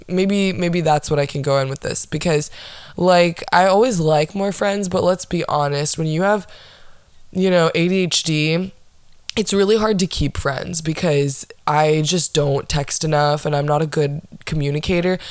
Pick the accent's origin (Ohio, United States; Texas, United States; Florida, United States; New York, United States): Florida, United States; Orlando; I was born and raised in Orlando, Florida